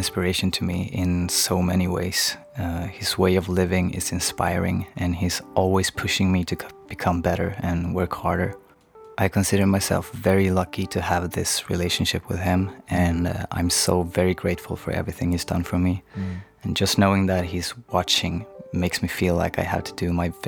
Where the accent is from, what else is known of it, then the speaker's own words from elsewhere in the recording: Sundsvall, Västernorrland County, Sweden; my small hometown of Sundsvall